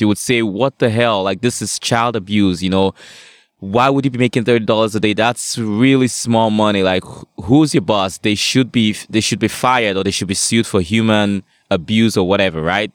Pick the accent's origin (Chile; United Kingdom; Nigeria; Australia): Nigeria; now in Canada; I grew up in Nigeria